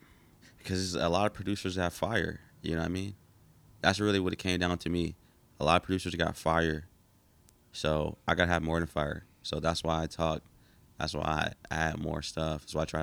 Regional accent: Georgia, United States; moved away; I'm from Georgia. So I was just like, oh, I'm from Georgia too.

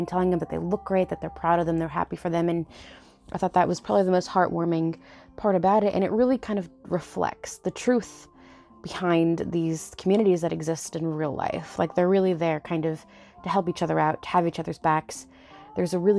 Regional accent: United States; being Mexican American hasn't really been around for that long, you know, and we've kind of always had to struggle

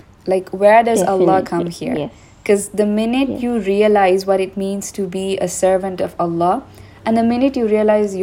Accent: Sri Lanka; since we are both from Sri Lanka and we're in Sri Lanka right now

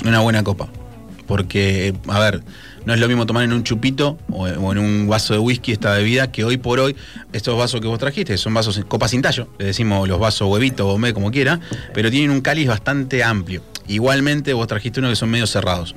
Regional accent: Argentina; nuestro país

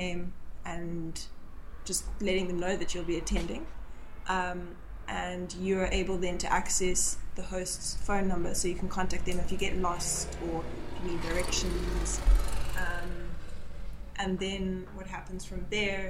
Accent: Zimbabwe; now in South Africa; having lived and was born in Zimbabwe, and then moved to South Africa.

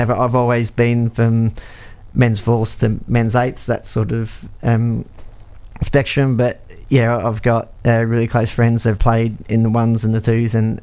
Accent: Australia; moved away as an adult; now in Peterborough, United Kingdom; I grew up in Australia

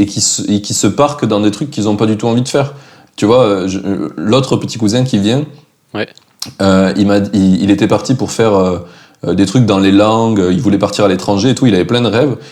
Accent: France; en tant que Français

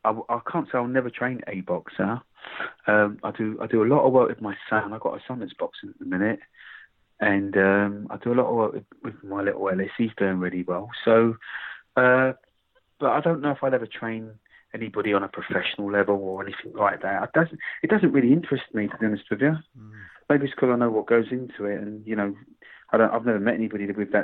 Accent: Croydon, London, United Kingdom; Croydon is my hometown.

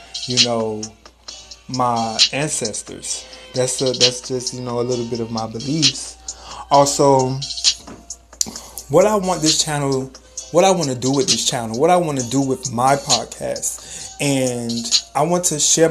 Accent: Miami, Florida, United States; I am from Miami, Florida. Miami-Dade bred me

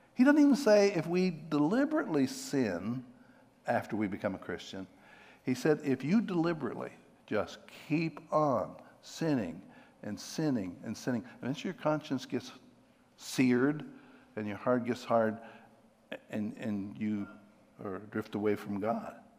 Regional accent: Pennsylvania, United States; I'm from Pennsylvania

